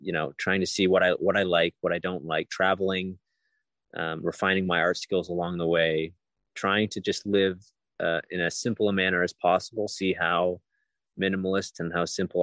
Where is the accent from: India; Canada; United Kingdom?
Canada; Ontario; I come from Ontario, Canada. I was born and raised there